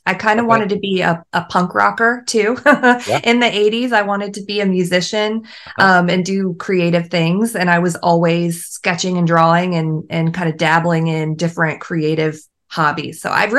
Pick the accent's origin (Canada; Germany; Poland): Germany; born there; So I was born in Germany. My dad was in the army. So I was an American born abroad. And I had that like military child upbringing where we moved every couple of years or so.